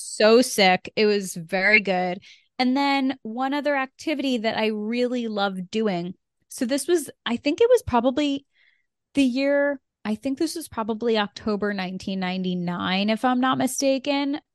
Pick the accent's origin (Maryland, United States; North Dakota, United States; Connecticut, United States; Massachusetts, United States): Connecticut, United States; I am from Connecticut